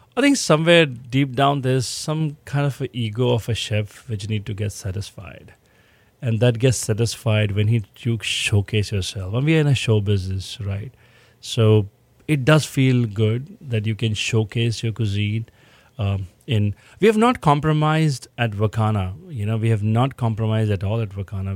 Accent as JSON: {"language": "English", "region": "Rajasthan", "country": "India", "tie": "born or raised there", "moved": "as an adult", "lives_now": "Houston, United States", "said": "I come from Rajasthan, born and brought up"}